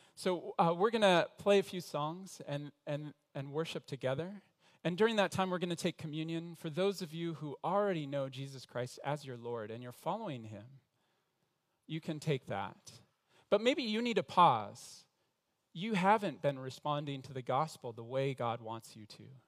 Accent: Denver, Colorado, United States; moved away as an adult; now in Montreal, Canada; I was in Denver, Colorado, where I was born, in the same middle class home

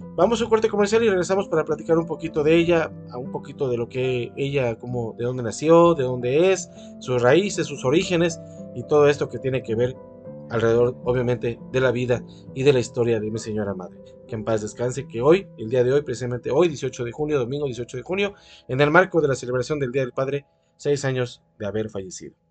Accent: Veracruz, Mexico; como buenos veracruzanos que somos todos

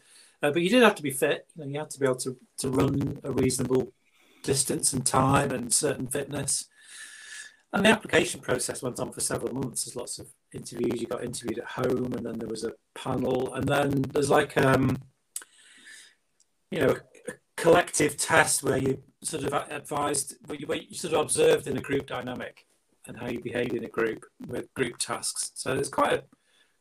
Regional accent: Buxton, East Midlands, United Kingdom; I grew up in the Peak District in Buxton.

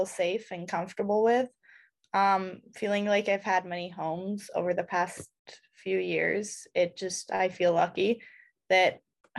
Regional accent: Budapest, Hungary; moved away as an adult; also born or lived in Singapore; now in Illinois, United States; I'm from Budapest, Hungary. My dad's American, and we also lived in Singapore for 3 years.

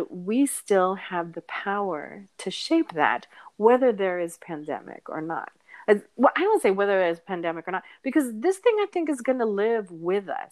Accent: United States; my parents are Filipino immigrants, and I was born in the States

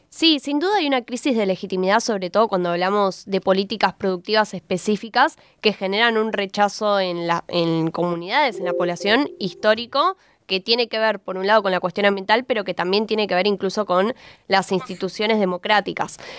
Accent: Argentina

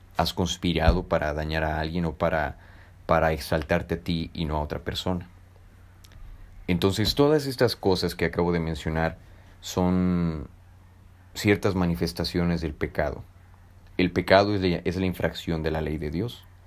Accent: Mexico; soy mexicano y estoy en un país que primeramente es católico

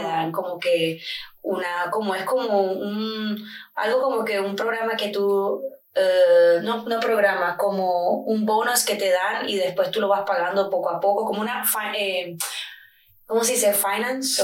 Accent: Barranquilla, Atlántico, Colombia; moved away as an adult; also born or lived in New York, United States / Edinburgh, Scotland / Cowdenbeath, Scotland; now in London, United Kingdom; Yo me crié en Nueva York hasta que tenía 12 años de edad y me vine a vivir con mi padre a Colombia.

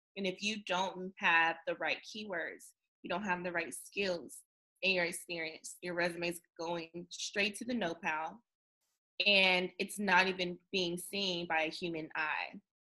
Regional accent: North Carolina, United States; since I am from North Carolina

